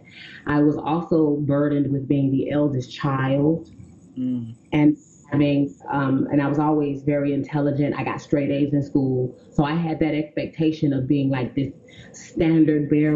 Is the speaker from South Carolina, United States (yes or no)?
yes; South Carolina, United States; I'm from South Carolina, and in my community, I immediately became, for lack of a better phrasing, the town sissy